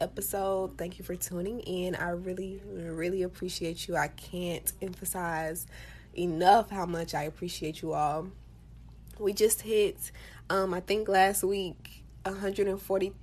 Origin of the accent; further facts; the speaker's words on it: Florida, United States; I am from Florida